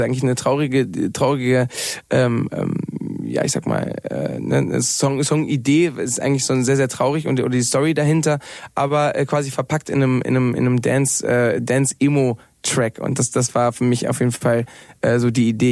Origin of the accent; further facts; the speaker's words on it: Mallorca, Balearic Islands, Spain; moved away as an adult; also born or lived in Cologne; now in Berlin, Germany; ich bin ja auf Mallorca groß geworden, habe 20 Jahre, Jahre da gelebt